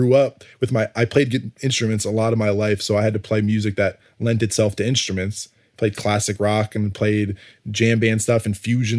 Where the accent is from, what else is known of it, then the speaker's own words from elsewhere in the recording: New York, United States; I'm not from Atlanta. But I grew up in New York, and trust me, like my friends say hi to each other.